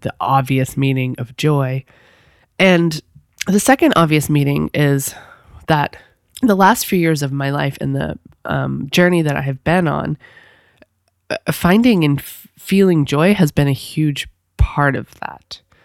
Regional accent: New England, United States; I'm from New England, but I'm not from that far up.

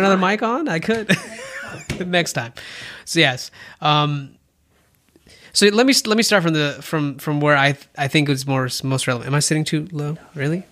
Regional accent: India; moved away; I'm Indian.

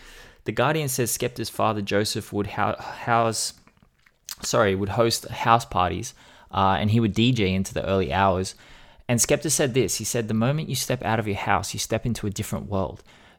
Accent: London, United Kingdom; I'm from London and people don't stunt like that here.

